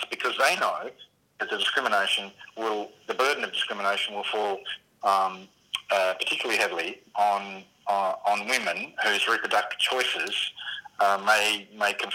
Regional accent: Tasmania, Australia; in my home state of Tasmania

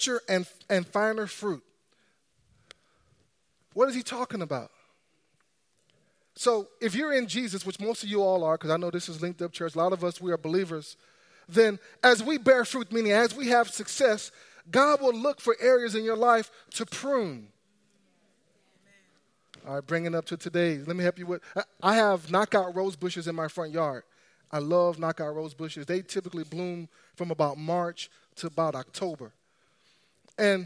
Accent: Texas, United States; I grew up in Texas

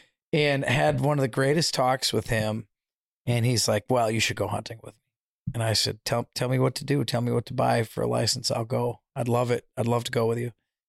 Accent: Waukesha, Wisconsin, United States; Waukesha, Wisconsin.

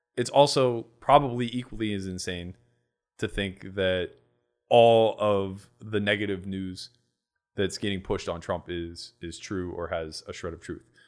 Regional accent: Pittsburgh, Pennsylvania, United States; accent: Yinzer; I grew up in Pittsburgh

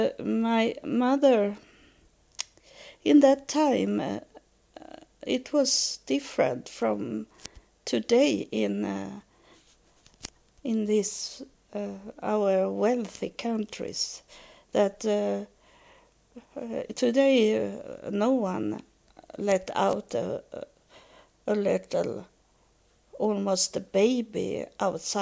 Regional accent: Sweden; I was born in December 9, so it was very cold. In that time, it was colder in Sweden

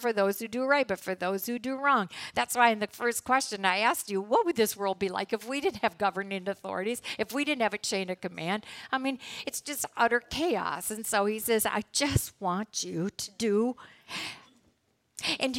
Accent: United States; As American citizens

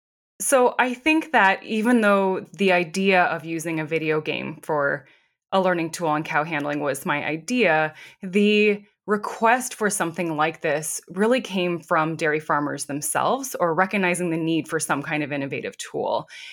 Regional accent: Midwest, United States; So I grew up in the Midwest, but my experience had been from elsewhere.

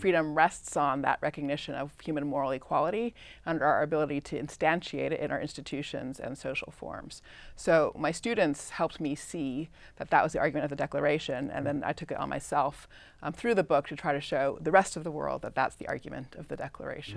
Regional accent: Claremont, California, United States; I grew up in Southern California, Claremont

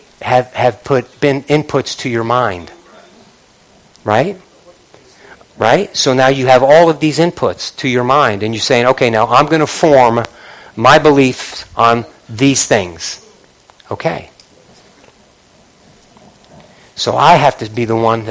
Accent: Northeast, United States; I'm from the Northeast

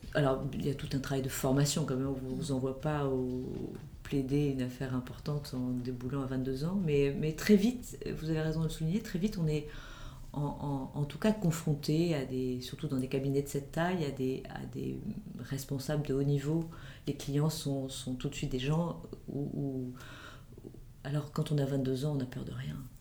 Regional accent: Marseille, Provence-Alpes-Côte d'Azur, France; j'ai grandi à Marseille, ce qui a sans doute euh, forgé mon caractère de méridional

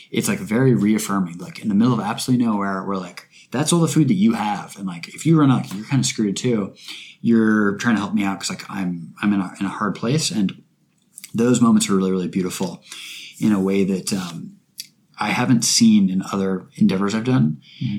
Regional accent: Bainbridge Island, Washington, United States; moved away; also born or lived in Seattle; my hometown, Bainbridge Island, which is a super beautiful place

